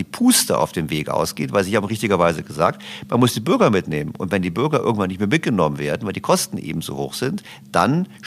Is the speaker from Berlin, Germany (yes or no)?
yes; Berlin, Germany; Ich komme aus Berlin, also der Senat fördert Lastenfahrräder.